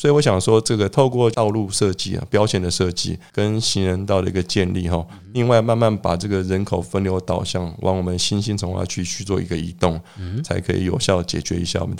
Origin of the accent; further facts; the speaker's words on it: Zhongli, Taoyuan, Taiwan; 我身为一个土生土长的中立人哦